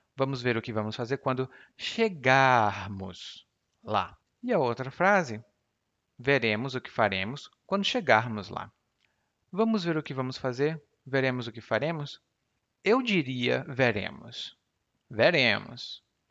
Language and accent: Portuguese; Brazil; first language Portuguese; eu não sinto como brasileiro falante nativo de português